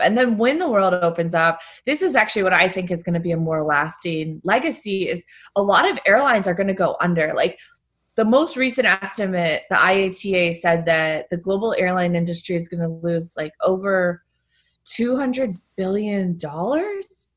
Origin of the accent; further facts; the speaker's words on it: New York, United States; moved away as an adult; also born or lived in Lebanon; sheltering in place, alone in my hometown